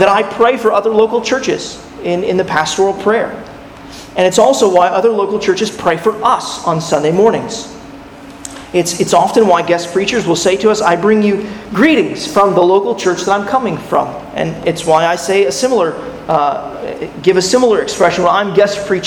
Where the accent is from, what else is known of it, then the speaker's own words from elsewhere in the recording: California, United States; When I was a 10-year-old boy, growing up in California